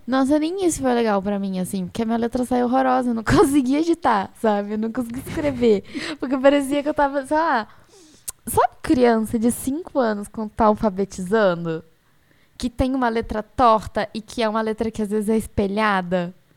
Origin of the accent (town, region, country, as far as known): Brazil; accent: mineroca (Minas Gerais/Rio mix); now in São Paulo, Brazil